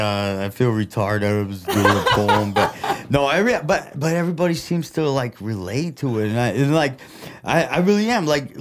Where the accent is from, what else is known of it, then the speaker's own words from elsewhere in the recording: Flint, Michigan, United States; accent: Midwest; first language Russian; English is a second language; also born or lived in Russia; being an immigrant, growing up in Flint